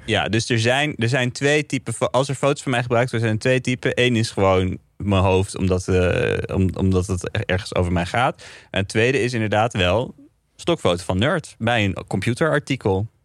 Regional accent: North Brabant, Netherlands; Ik kom uit Brabant

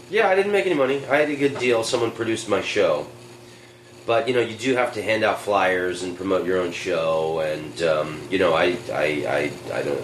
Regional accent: United States; I'm American

